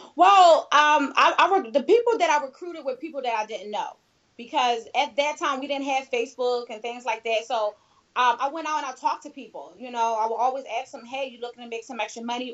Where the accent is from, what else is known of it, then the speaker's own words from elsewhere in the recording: Philadelphia, Pennsylvania, United States; I was a teen mom, and I am from Philadelphia.